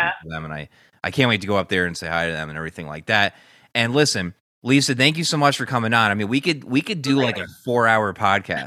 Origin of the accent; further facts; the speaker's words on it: Newtown, Connecticut, United States; my hometown, Newtown, Connecticut